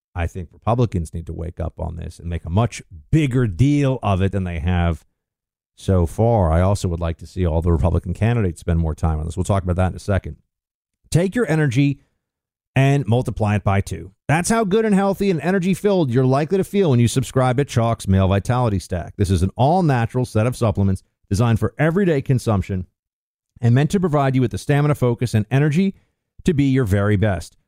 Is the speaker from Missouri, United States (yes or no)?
no; New York, United States; I grew up in New York